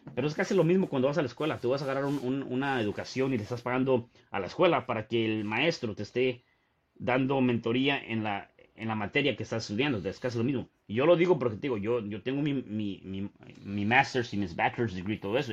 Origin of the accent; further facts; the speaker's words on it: Mexico City, Mexico; yo, yo nací en la Ciudad de México